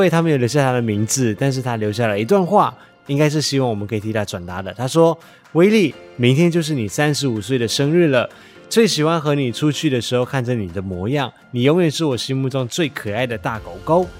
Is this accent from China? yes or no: no; West Malaysia, Malaysia; 但是这之前我们可能要先去西马，先带五一去我的家乡玩。